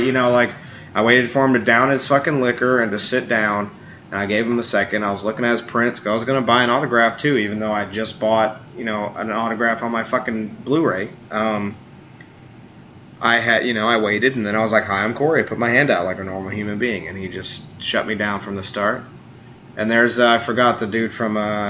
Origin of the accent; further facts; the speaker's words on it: New York, United States; now in Knoxville, United States; I'm a Jew from New York, too